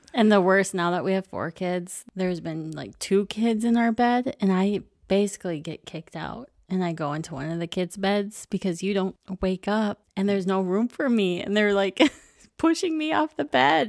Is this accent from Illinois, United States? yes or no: no; Minnesota, United States; we're from Minnesota